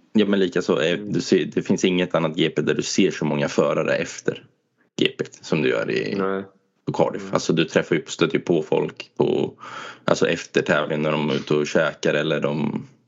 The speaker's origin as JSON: {"language": "Swedish", "country": "Sweden", "said": "jag är ju svensk"}